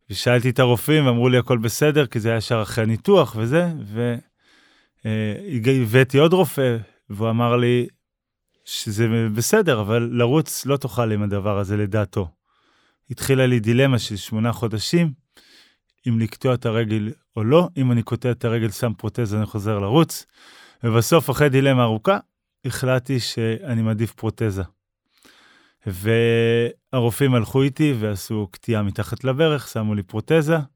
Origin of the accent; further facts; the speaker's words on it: Kfar Blum, Northern District, Israel; born there; אני נולדתי בכפר בלום, התחלתי לרוץ בגיל 10